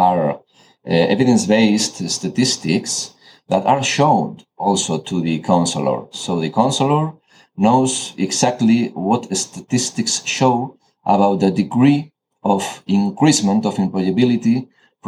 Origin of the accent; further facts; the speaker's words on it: Catalonia, Spain; moved away as an adult; also born or lived in Asturias; now in Madrid, Spain; was born in Asturias. I grew up in Catalonia, where I lived for 20 years. Then I moved to Madrid